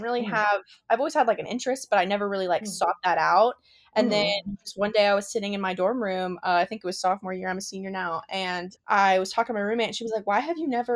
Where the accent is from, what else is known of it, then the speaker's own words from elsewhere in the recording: West Virginia, United States; we're from West Virginia